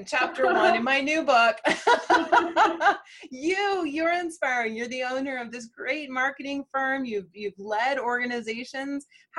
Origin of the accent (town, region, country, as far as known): Indiana, United States; born or raised there